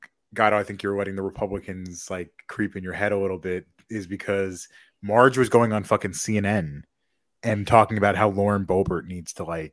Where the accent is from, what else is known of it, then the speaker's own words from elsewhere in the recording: Minnesota, United States; I'm from Minnesota.